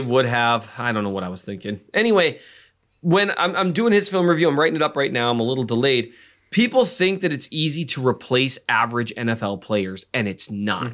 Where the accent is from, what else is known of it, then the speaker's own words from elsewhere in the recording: Minnesota, United States; I'm from Minnesota.